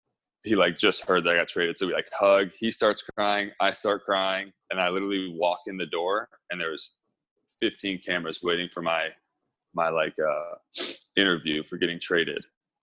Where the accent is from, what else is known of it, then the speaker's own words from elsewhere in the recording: Las Vegas, Nevada, United States; moved away as an adult; now in New York, United States; I'm from Las Vegas, born and raised.